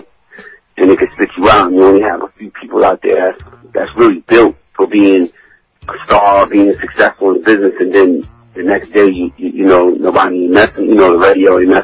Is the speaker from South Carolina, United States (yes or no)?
no; New York City, New York, United States; I'm old, so I come from the Bronx